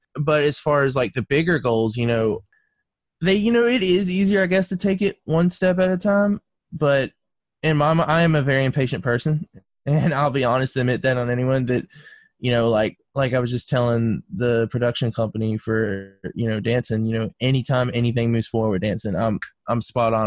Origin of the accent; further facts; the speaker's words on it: North Carolina, United States; moved away as an adult; now in Alabama, United States; I was born and raised in North Carolina